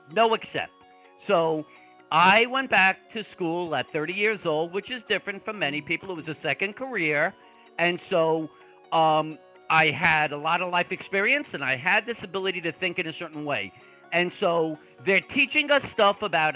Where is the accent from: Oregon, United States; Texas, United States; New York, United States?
New York, United States; Long Island; accent: Brooklyn; I'm actually from Long Island, but I have the most extreme Brooklyn accent